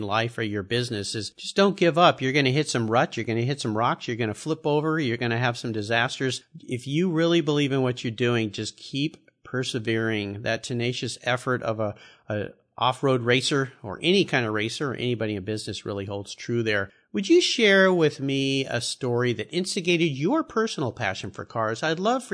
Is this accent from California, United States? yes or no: yes; Southern California, United States; I grew up in Southern California